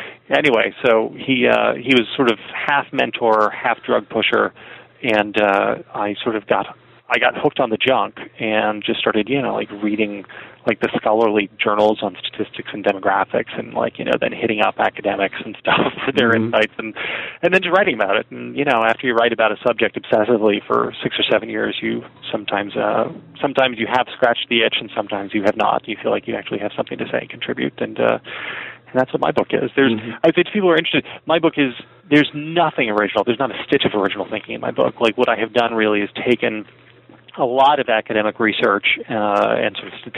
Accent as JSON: {"language": "English", "town": "Morristown", "region": "New Jersey", "country": "United States", "tie": "born or raised there", "said": "I am a South Jersey boy, born and bred. I grew up in Morristown, New Jersey."}